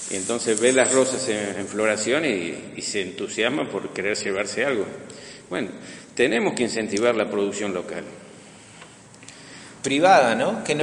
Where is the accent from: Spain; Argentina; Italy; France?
Argentina; Buenos Aires; moved away as an adult; Yo vine en el año 2001 y realmente voy a terminar mis días acá. La evolución que hubo de donde yo vine era de Buenos Aires.